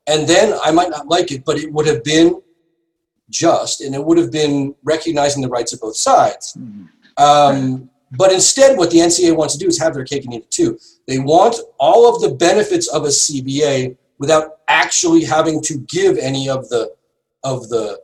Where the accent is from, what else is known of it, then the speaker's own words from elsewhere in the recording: Massachusetts, United States; I grew up in Massachusetts